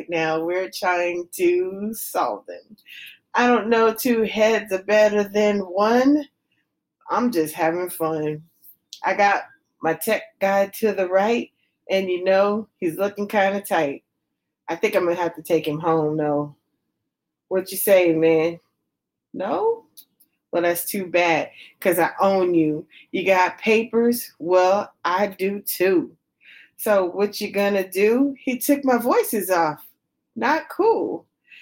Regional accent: United States; I'm from America.

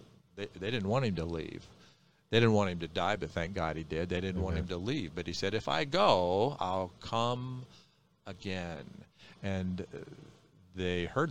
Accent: Midwest, United States; I'm from the Midwest

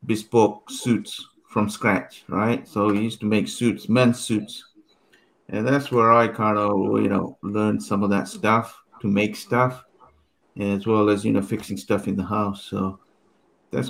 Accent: London, United Kingdom; now in United States; I grew up in London

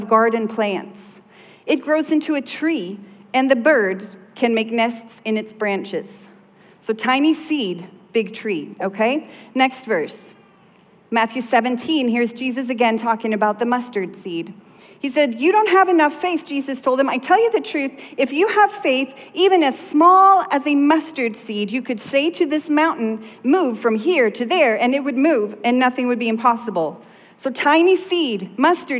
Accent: southern Sweden, Sweden; moved away; I grew up in Sweden, and in the south of Sweden, we have these woods

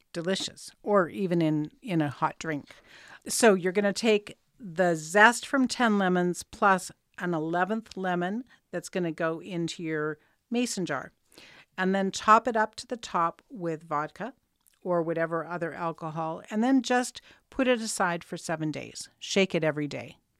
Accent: Canada; that's the joy of being Canadian.

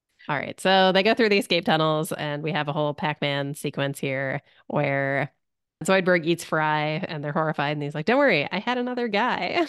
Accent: Canada; as a Canadian

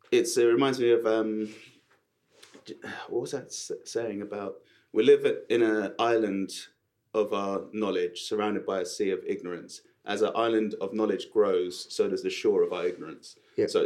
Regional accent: Sutton, London, United Kingdom; So I came from Sutton, where you don't pronounce your T's and you talk like that.

